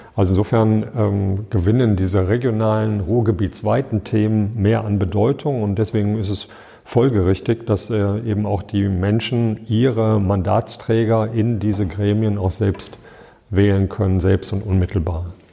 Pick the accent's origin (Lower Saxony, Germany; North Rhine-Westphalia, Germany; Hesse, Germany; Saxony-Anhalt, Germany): North Rhine-Westphalia, Germany; Düsseldorf; moved away as an adult; also born or lived in Hilden / Dortmund / Cologne / Dormagen; now in Bottrop, Germany; in Hilden bin ich nur geboren. Ich bin im Vorort von Düsseldorf aufgewachsen